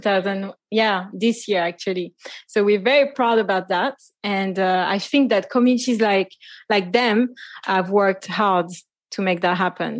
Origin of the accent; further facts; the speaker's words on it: Paris, Île-de-France, France; now in Martinique; I was born and raised in Paris, Paris, France